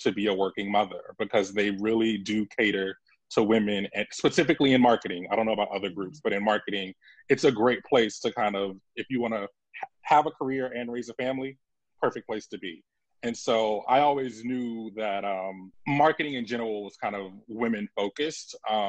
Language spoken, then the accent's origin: English; Savannah, Georgia, United States; Especially growing up in Savannah, Georgia.